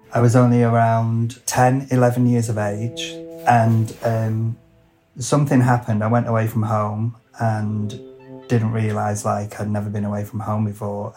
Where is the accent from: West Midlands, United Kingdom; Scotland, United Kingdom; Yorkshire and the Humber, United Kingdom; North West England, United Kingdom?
North West England, United Kingdom; Lancashire; I'm a hairdresser from Lancashire